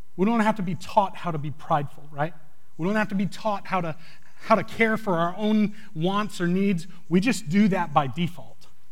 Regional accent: New England, United States; moved away; I grew up in New England

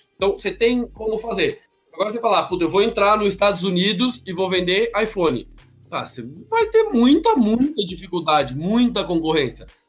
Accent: Brazil; como brasileiro

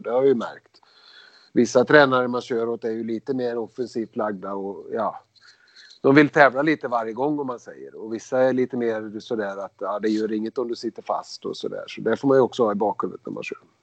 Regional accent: Skara, Västra Götaland, Sweden; Vi kommer ju från Skara båda två, eller, mot Skara båda två

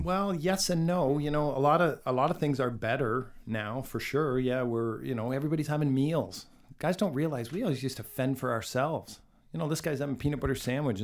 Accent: Canada; we're from Canada

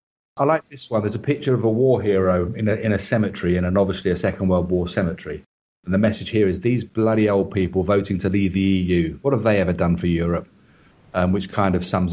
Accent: England, United Kingdom; moved away as an adult; also born or lived in South Africa; now in Vietnam; being the British taxpayer, of which I am and everybody I know in England is

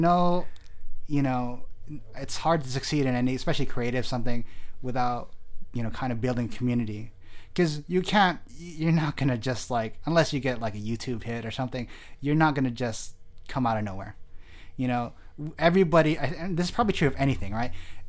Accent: Delano, California, United States; also born or lived in Bakersfield; I come from. So the Valley, right? That's where I come from, the Central Valley.

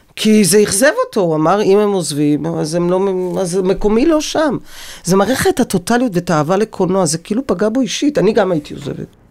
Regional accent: Tel Aviv, Tel Aviv District, Israel; born or raised there

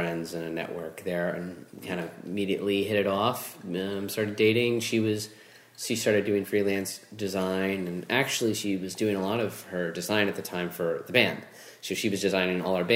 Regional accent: Orlando, Florida, United States; I grew up here in Orlando

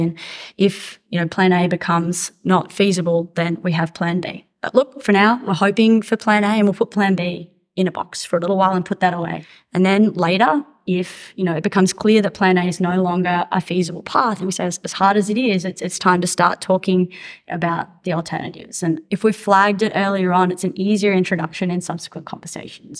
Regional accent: Australia; accent: Australian; now in United States; as you can hear from my accent, I'm Australian, but I, I work in, in the US.

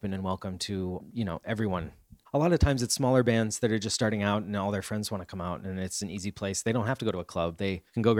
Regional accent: Iowa, United States; moved away as an adult; also born or lived in Chicago area, Illinois; now in Washington DC, United States; I'm from Iowa. I was born like outside of Chicago and moved to Iowa, like the Quad Cities when I was 12.

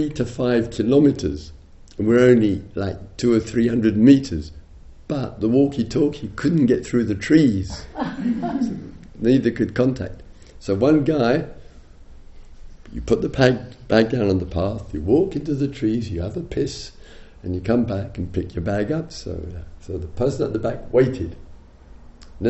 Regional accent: England, United Kingdom; I'm English

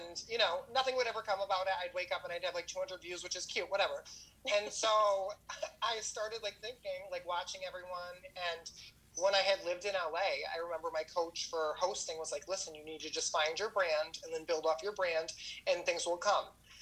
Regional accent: Cooperstown, New York, United States; also born or lived in Herkimer, New York; now in Los Angeles, United States; I'm born and raised in upstate New York, Cooperstown, New York

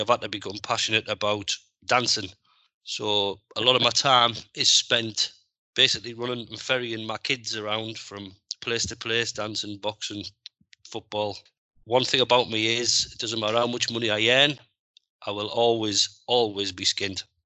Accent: Middlesbrough, North East England, United Kingdom; I'm from Middlesbrough

